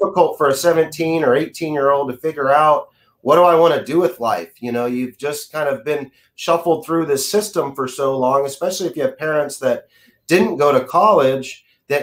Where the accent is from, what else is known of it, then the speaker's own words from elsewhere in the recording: Austin, Texas, United States; I grew up in the Dell computers explosion era, especially being here from Austin